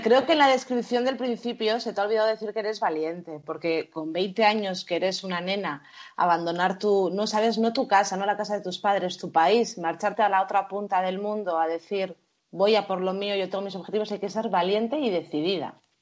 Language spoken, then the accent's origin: Spanish; Bilbao, Basque Country, Spain; somos de Bilbao